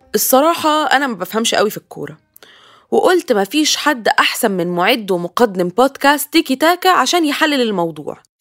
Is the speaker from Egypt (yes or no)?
yes; Egypt; انا كحد مصري